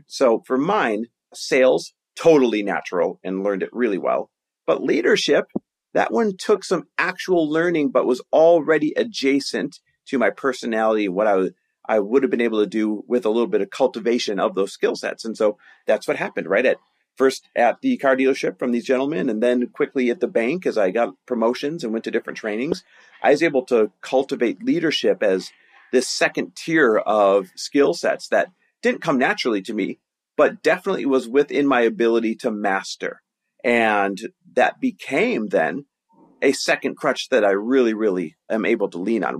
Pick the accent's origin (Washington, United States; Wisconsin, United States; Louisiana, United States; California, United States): Wisconsin, United States; Green Bay; moved away; also born or lived in Milwaukee, Wisconsin; I grew up in Green Bay, Wisconsin, Milwaukee, Wisconsin, that area.